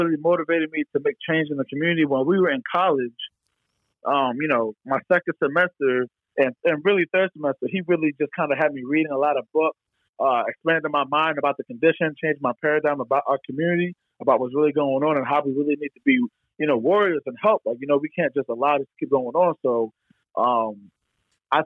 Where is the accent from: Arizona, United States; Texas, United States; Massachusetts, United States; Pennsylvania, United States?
Pennsylvania, United States; Philadelphia area, Bucks County; I'm from the Philadelphia area. I've lived in Philadelphia for over 10 years, and I'm not born in Philadelphia, but I'm born in like Bucks County